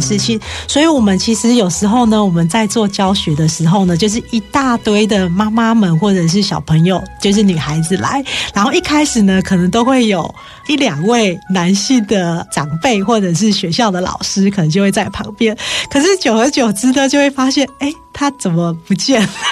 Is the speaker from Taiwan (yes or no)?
yes; Taiwan; 我们台湾人